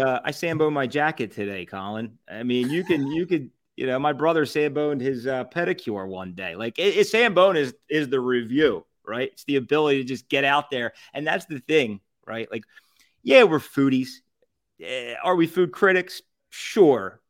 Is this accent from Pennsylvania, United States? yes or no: yes; Southampton, Pennsylvania, United States; I'm originally from Southampton.